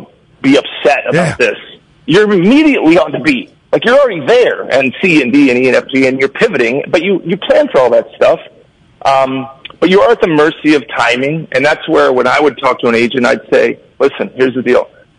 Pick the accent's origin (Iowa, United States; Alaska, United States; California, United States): California, United States; Bay Area; I grew up in the Bay Area